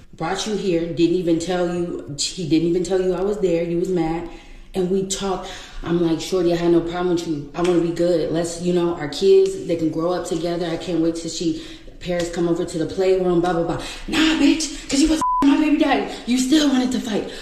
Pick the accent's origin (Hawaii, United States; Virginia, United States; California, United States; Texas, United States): Virginia, United States; I'm from Virginia